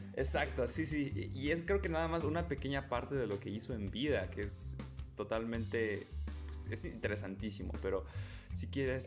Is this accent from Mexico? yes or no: yes; Mexico; nosotros como mexicanos